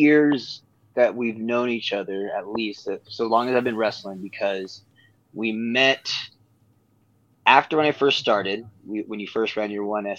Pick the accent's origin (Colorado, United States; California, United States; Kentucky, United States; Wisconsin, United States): California, United States; Sunnyvale; moved away as an adult; now in Reno, United States; I'm originally from Sunnyvale, California. You know, South Bay over by Santa Clara, Cupertino, San Jose. Went from K all the way to U-12 there